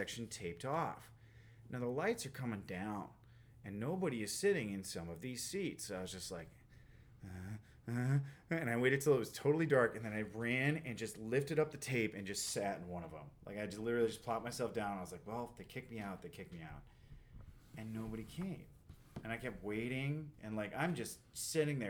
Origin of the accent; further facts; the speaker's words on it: Iowa, United States; moved away; also born or lived in Los Angeles; I'm from Iowa